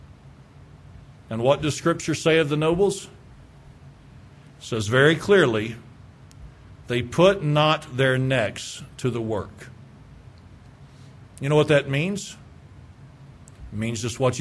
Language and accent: English; Moore, Oklahoma, United States; I'm from Moore, if y'all don't know. Okay, that's where I grew up, was in Moore.